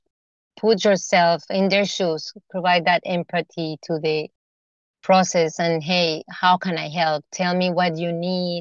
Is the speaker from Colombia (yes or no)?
yes; Colombia; now in United States; I'm from Colombia